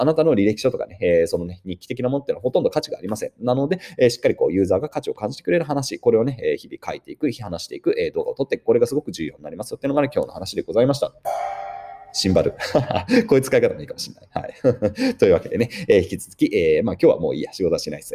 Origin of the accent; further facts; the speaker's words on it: Yokohama, Kanagawa, Japan; 1986年横浜で生まれましたと。